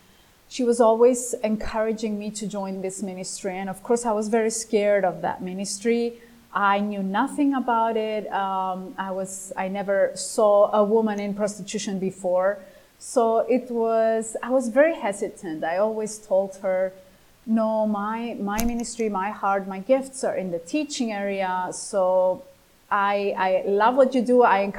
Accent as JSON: {"language": "English", "country": "Greece", "tie": "born or raised there", "second_language": "English", "said": "Growing up in Greece, in the Greek language, and in the New Testament, and the Christian context here in the tradition is."}